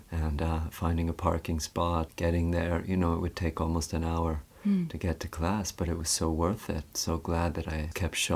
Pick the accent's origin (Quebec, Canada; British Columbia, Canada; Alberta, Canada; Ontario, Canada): British Columbia, Canada; West Vancouver; yeah, that's where I grew up in West Vancouver. Yeah, a very beautiful place, and also it's it's nearby the mountains.